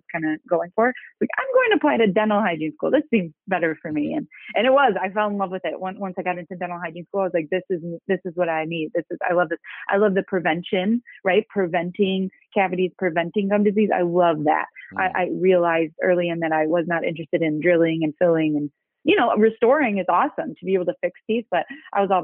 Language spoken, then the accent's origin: English; Chicago, Illinois, United States; south suburbs of Chicago. So born and raised, still kind of in the same area